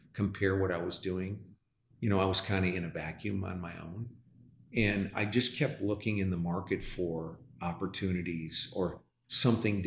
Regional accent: LaSalle, Illinois, United States; now in Dallas, United States; I'm from the Midwest. I was born and raised on a farm, actually. We weren't farmers. We were living in a home on a farm. in a town of 10,000 people, LaSalle, Illinois

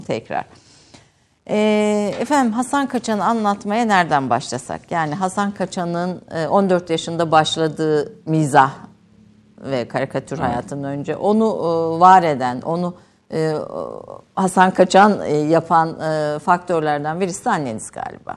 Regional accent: Kayseri Province, Turkey; Bir defa ikimiz de Kayseriliyiz

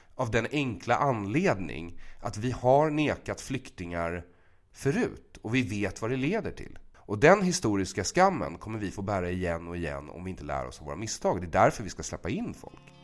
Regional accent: Bergshamra, Stockholm County, Sweden; jag växte upp i Bergshamra

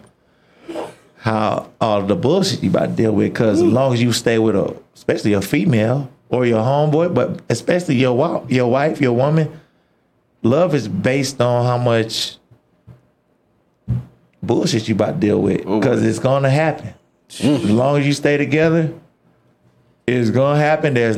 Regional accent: Georgia, United States; moved away as an adult; I'm from Georgia

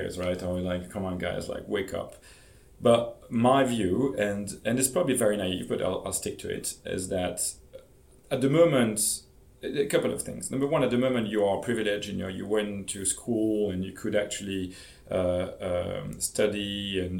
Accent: Belgium; I'm from Belgium

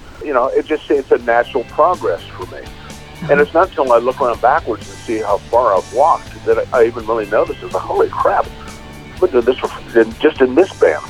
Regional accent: Topeka, Kansas, United States; moved away; I'm very, very grateful that I grew up in Topeka, Kansas.

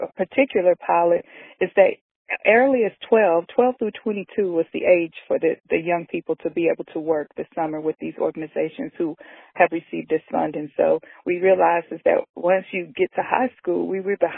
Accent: Knoxville, Tennessee, United States; I'm a native from Knoxville

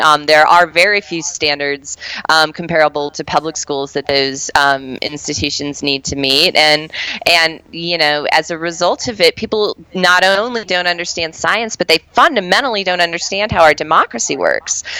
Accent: Colorado, United States; my home state of Colorado.

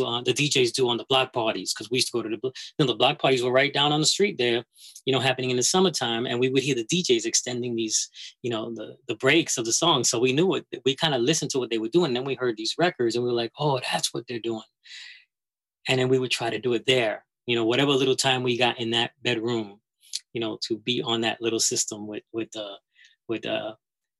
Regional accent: New York City, New York, United States; I'm from the Bronx, you know. I lived on Stratford Avenue and on Westchester Avenue

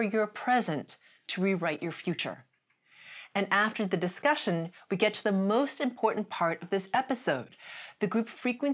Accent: Canada; I'm Canadian

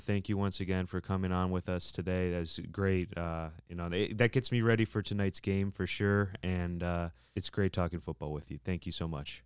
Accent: Cleveland, Ohio, United States; growing up in Cleveland, we both grew up in Cleveland

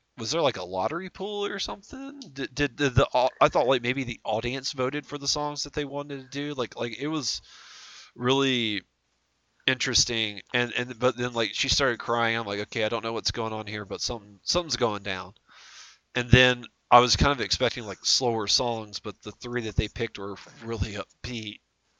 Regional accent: United States; as the American that was watching

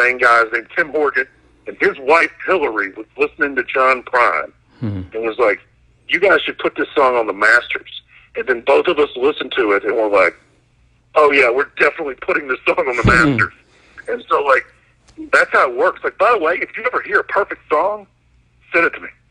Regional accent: Mississippi, United States; I'm from Mississippi

